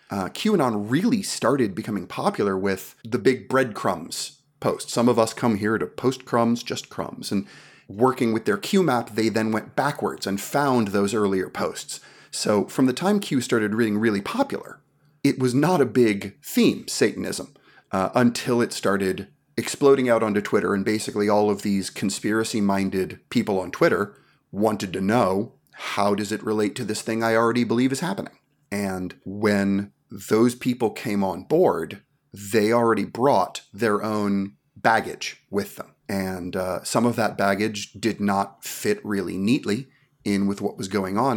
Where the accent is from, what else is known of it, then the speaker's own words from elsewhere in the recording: New York City, New York, United States; growing up in New York City